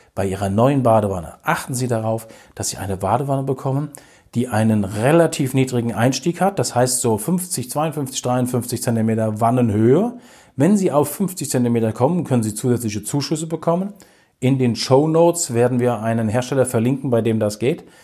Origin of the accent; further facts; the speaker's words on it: Hesse, Germany; wir kommen aus Hessen